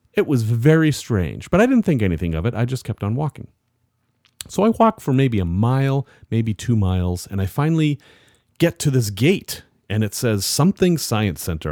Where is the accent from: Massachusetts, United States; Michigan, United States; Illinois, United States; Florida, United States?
Massachusetts, United States; Salem; I grew up in Salem, Massachusetts